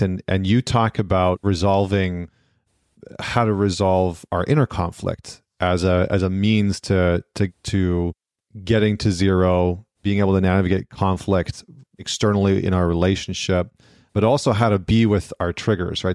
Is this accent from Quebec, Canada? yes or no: no; Northern Alberta, Canada; I grew up in Northern Alberta and Canada